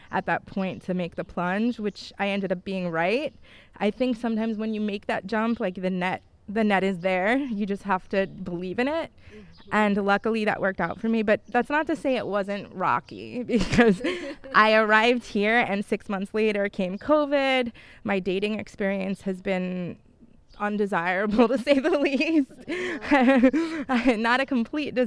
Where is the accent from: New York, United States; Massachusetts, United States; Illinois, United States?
New York, United States; moved away as an adult; also born or lived in Bolzano, Italy; now in Italy; I'm from New York originally